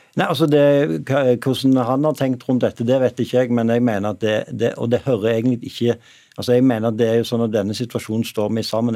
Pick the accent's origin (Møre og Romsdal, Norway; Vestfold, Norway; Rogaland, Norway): Rogaland, Norway; Stavanger; moved away; min hjemby Stavanger